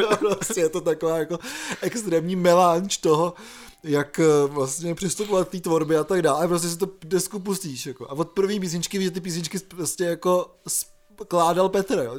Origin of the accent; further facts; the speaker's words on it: Czechia; moved away; pokud máte vztah k Šumavě třeba jako já